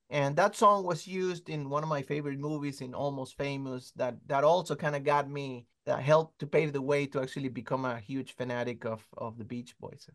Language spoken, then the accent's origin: English; Caracas, Capital District, Venezuela; I'm from Caracas, Venezuela